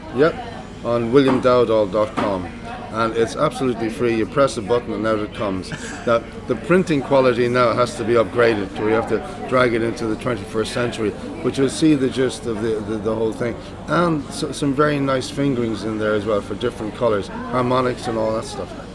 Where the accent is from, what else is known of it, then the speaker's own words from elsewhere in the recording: Cleveland, Ohio, United States; growing up in Cleveland, uh, with the Cleveland Orchestra